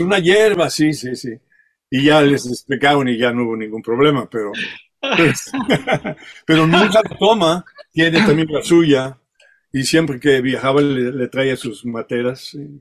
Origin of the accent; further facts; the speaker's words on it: Mexico; first language French; Spanish is a second language; also born or lived in Spain / France; now in California, United States; yo ya crecí en México, o sea, toda mi vida ya eh, con pensamiento ya fue en México todo